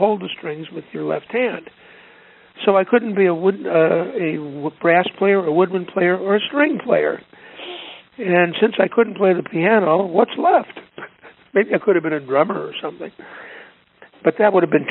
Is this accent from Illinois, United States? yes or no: yes; Chicago, Illinois, United States